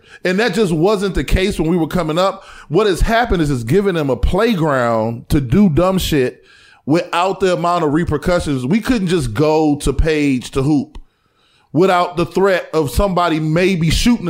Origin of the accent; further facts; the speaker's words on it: East Cleveland, Ohio, United States; growing up in East Cleveland in the late 80s and the 90s